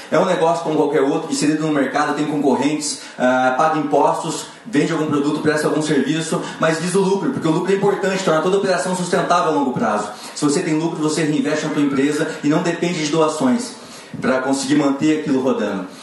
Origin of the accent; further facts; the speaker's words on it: Maringá, Paraná, Brazil; sou de Maringá, Paraná.